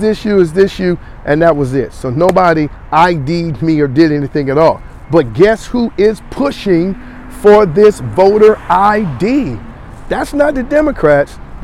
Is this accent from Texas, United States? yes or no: no; Gaston County, North Carolina, United States; I'm from Gaston, okay, but I work in Mecklenburg